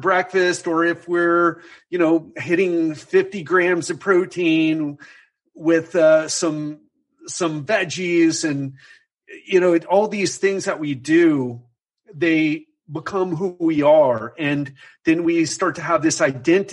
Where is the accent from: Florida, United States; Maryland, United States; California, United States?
Florida, United States; Miami; moved away as an adult; now in Brazil; growing up in Miami